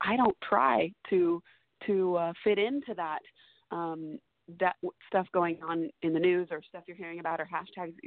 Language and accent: English; Seattle, Washington, United States; Seattle, because it's my hometown